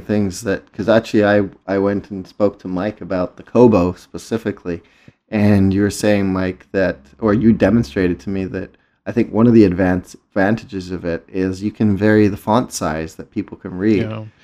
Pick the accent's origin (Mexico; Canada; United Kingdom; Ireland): United Kingdom; England; moved away; a word that I grew up with in England